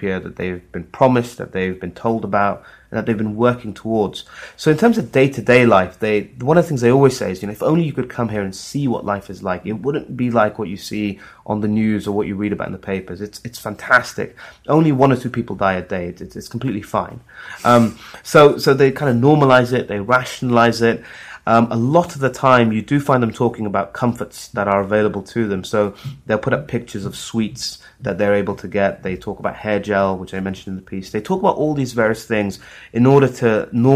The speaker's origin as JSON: {"language": "English", "country": "Saudi Arabia", "tie": "born or raised there", "moved": "yes", "said": "I'm a Muslim myself. I grew up in Saudi Arabia."}